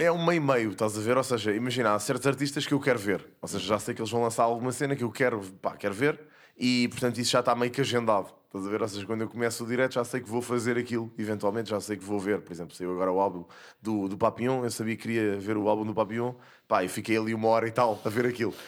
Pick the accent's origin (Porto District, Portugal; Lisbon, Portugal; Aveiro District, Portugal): Lisbon, Portugal; Casal de Cambra; cresci em Casal de Câmara